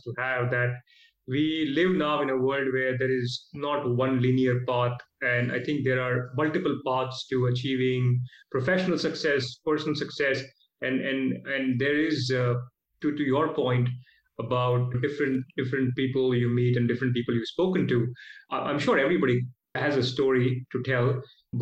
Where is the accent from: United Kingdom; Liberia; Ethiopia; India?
India; Mumbai, Maharashtra; moved away as an adult; also born or lived in Oklahoma, United States; now in Australia; I was born and raised in Mumbai